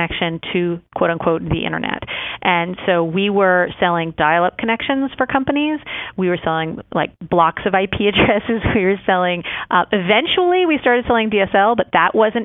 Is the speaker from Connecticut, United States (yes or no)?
no; New York, United States; moved away as an adult; also born or lived in Washington, D.C.; now in Atlanta, United States; I'm actually a New Yorker for all intents and purposes. I moved to New York when I was 10 years old. I went to high school, college, and graduate school in New York